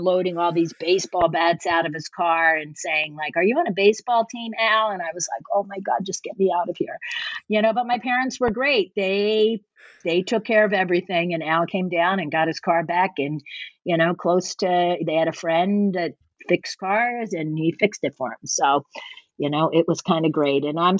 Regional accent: Philadelphia, Pennsylvania, United States; well, I'm from Philadelphia. Deal with it, you know?

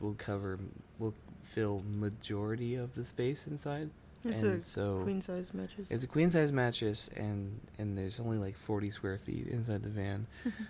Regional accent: Texas, United States; we are living in Texas right now. I am from Texas.

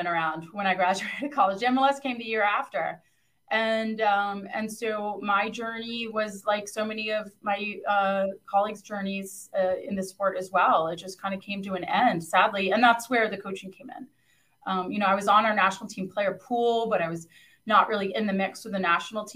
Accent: Northern Virginia, United States; also born or lived in Italy; growing up in Northern Virginia

